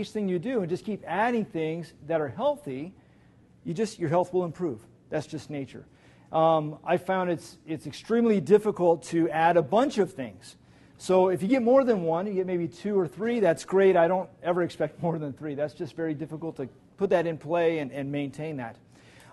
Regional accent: West Coast, United States; moved away as an adult; also born or lived in Kansas City / South Boston, Virginia; now in Norfolk, United States; I'm originally from the West Coast, or some people call it the Left Coast

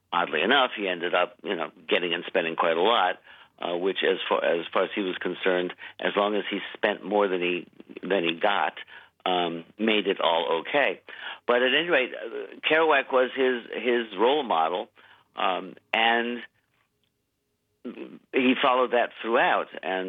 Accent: Maine, United States; I was literally the only person in my high school class who had not been there for all 4 years.

